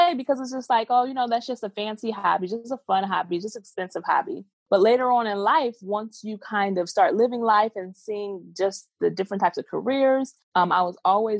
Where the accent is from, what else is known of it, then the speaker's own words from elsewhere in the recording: Southfield, Michigan, United States; also born or lived in Dallas; I was born and raised in Southfield, Michigan.